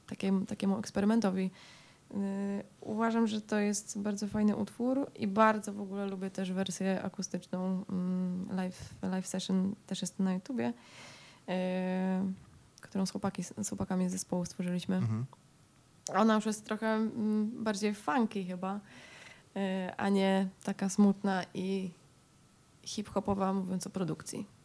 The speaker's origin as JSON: {"language": "Polish", "region": "Silesian Voivodeship", "country": "Poland", "said": "oboje pochodzimy ze Śląska"}